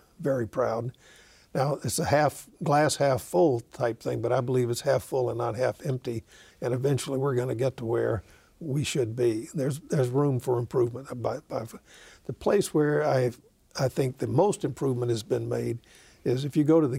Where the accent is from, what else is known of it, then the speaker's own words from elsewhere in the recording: Jackson, Mississippi, United States; moved away as an adult; now in Oakland, United States; I said, growing up in Mississippi opened and not closed my eyes to the cruelty of racism.